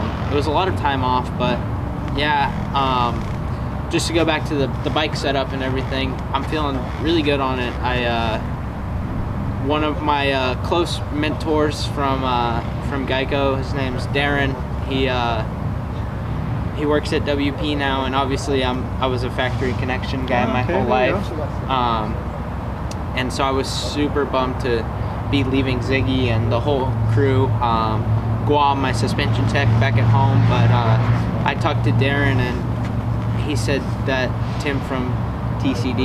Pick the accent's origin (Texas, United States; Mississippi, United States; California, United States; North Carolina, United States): California, United States; San Diego; moved away; Born and raised in San Diego. Lived in California my whole life